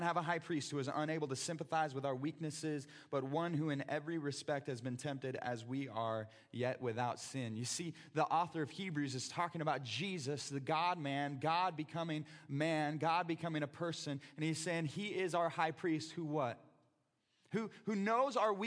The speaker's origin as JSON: {"language": "English", "town": "Brashear", "region": "Missouri", "country": "United States", "tie": "born or raised there", "said": "me growing up in Brashear, Missouri"}